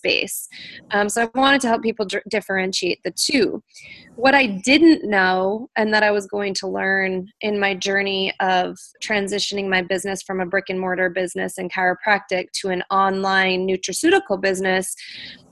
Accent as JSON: {"language": "English", "region": "North Dakota", "country": "United States", "tie": "born or raised there", "moved": "yes", "lives_now": "Minneapolis, United States", "said": "I am from North Dakota, so I grew up with a farm girl ethic."}